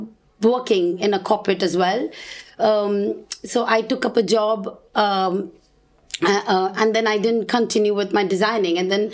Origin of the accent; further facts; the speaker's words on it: Mumbai, Maharashtra, India; moved away as an adult; now in Gibraltar; as you introduced me before. I was raised in Mumbai.